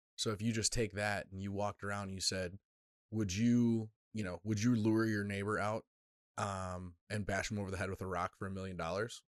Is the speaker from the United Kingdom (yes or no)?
no; United States; an American